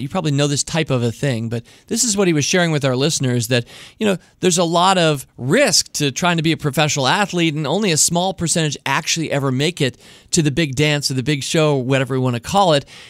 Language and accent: English; United States; I'm hopelessly American